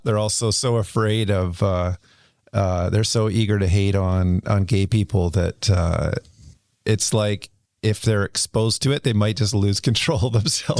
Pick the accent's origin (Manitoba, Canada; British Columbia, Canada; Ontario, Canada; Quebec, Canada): British Columbia, Canada; Kelowna; also born or lived in Vancouver; I grew up in Kelowna where, you know, it was illegal to be gay